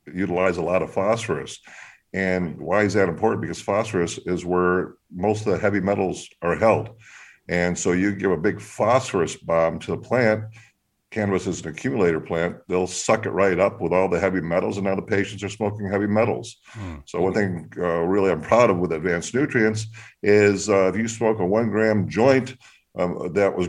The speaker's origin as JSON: {"language": "English", "region": "Midwest", "country": "United States", "tie": "born or raised there", "also_born_or_lived": "Portland, Oregon", "said": "Grew up in the Midwest."}